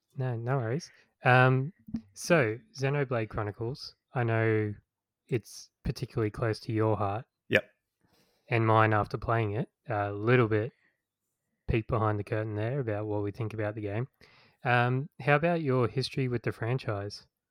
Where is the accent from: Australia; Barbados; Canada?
Australia; growing up in Australia